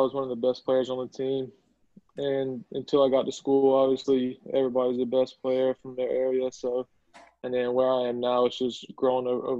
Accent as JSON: {"language": "English", "town": "Albany", "region": "Georgia", "country": "United States", "tie": "born or raised there", "said": "So I'm from Albany, Georgia, which is South Georgia, about an hour and a half from Tallahassee, about an hour and a half from Auburn. I got a brother and a sister, and I live here with my dad here in Albany."}